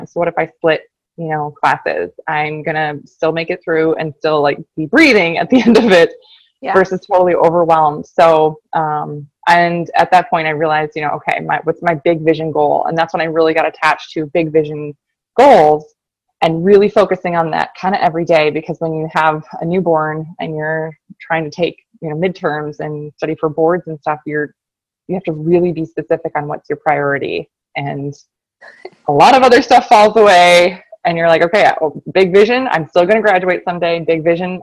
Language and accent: English; Minneapolis, Minnesota, United States; also born or lived in Michigan; I'm from the Twin Cities, Minnesota, born and raised